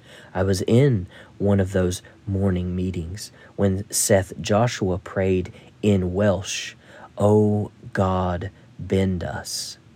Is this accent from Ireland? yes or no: yes; Ireland; But when I was a lad growing up in Ireland, and some Canadians told me the same in Nova Scotia, Saturday night was bath night.